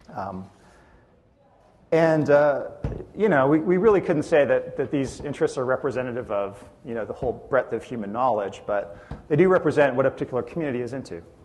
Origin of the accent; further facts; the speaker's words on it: Edmonton, Alberta, Canada; I'm from Edmonton, Canada, and I'm a partner in a user experience consulting firm